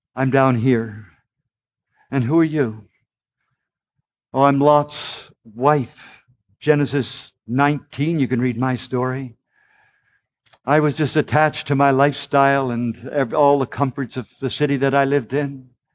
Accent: Charlottetown, Prince Edward Island, Canada; I am just from Prince Edward Island, Canada. It's only a small province, about a hundred and forty miles long, and there's only about a hundred and forty thousand people of us live there, and, uh, we lived in the poor section of Charlottetown

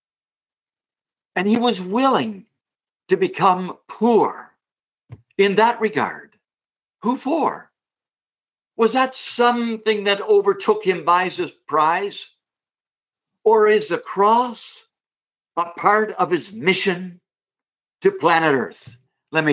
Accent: Canada; me being a Canadian.

